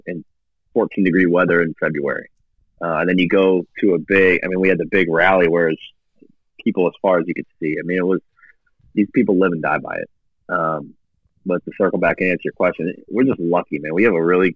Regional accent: Canton, Ohio, United States; moved away as an adult; also born or lived in Cleveland, Ohio; now in Kansas City, United States; I'm born and raised in Canton, Ohio, a little south of Canton

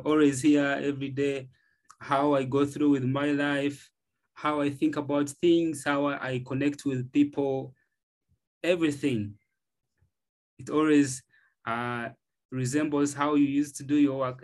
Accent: Uganda; I'm from Uganda, East Africa

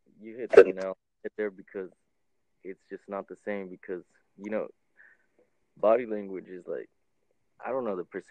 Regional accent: Midland, Texas, United States; I'm from Midland, Texas.

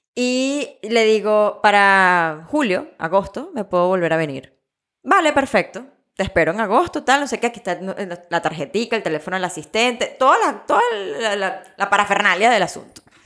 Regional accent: Venezuela; yo vengo de Venezuela

